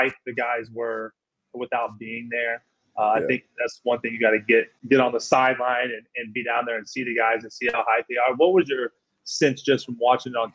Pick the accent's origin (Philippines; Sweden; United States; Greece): United States; Kearney, Missouri; I'm from Kansas City. I felt like my whole town of Kearney was there